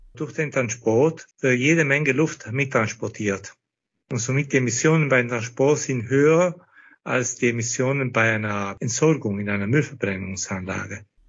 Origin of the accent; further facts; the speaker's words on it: South Tyrol, Trentino-Alto Adige, Italy; bei uns in Südtirol